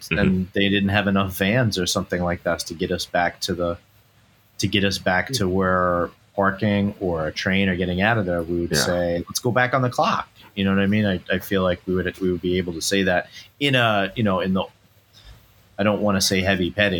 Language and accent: English; Scotland, United Kingdom; It says whilst because we're from Scotland.